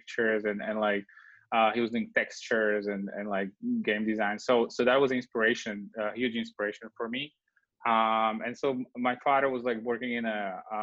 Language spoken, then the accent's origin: English; Slovakia; moved away as an adult; now in Los Angeles, United States; So I was born in Slovakia.